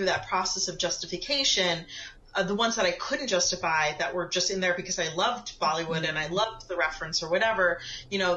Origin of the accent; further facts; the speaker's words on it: Pennsylvania, United States; moved away as an adult; also born or lived in Edison, New Jersey; I grew up in Pennsylvania